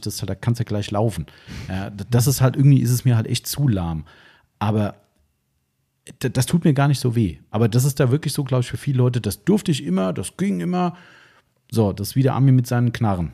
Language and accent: German; Taunus, Hesse, Germany; ich bin da hier aus dem Taunus, also wir sind ja komplett friedfertiges Volk hier